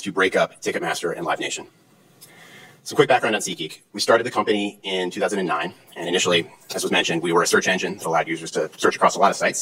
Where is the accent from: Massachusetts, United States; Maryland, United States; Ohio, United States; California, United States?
Ohio, United States; Cleveland; I grew up in Cleveland, Ohio